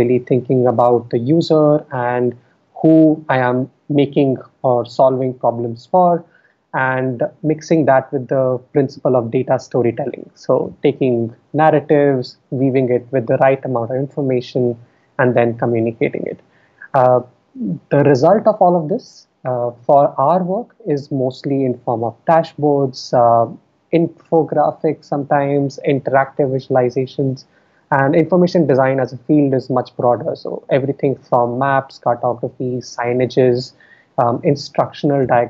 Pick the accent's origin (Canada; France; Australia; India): India; Delhi; moved away; I was born and raised in Delhi. I spent all of my schooling in Delhi.